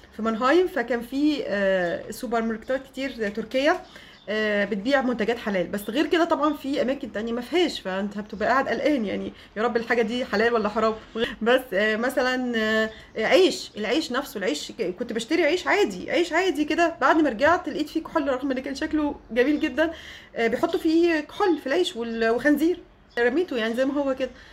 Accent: Egypt; moved away as an adult; also born or lived in Germany; فبقول لها من مصر

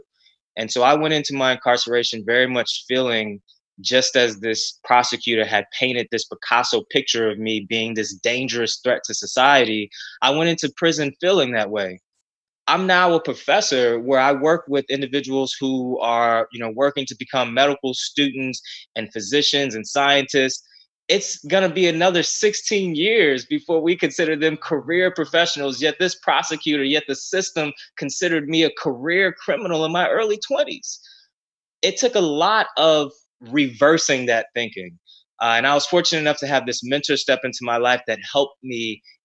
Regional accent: Ferguson, Missouri, United States; Growing up in Ferguson, Missouri, in the North St. Louis area

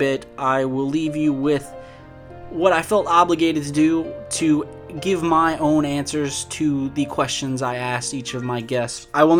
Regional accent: United States; I'm an American.

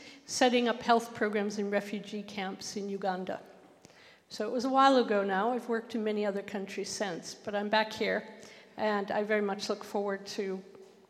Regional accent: Canada; accent: Canadian; now in United Kingdom; you can probably hear my accent. I'm Canadian

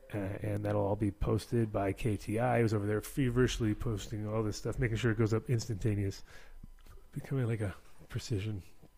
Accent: Kingston, New York, United States; born there; that's where I was born in Kingston.

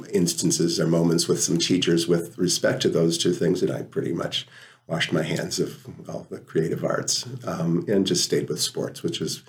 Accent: Appleton, Wisconsin, United States; also born or lived in North Carolina / Holland; I grew up in Appleton

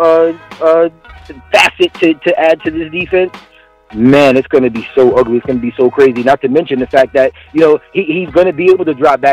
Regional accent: California, United States; I grew up in Cali, and I spent a lot of time there

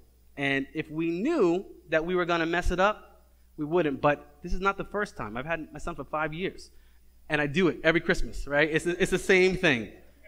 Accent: Cambridge, Massachusetts, United States; I'm from Cambridge, and when it tells me to get to 93

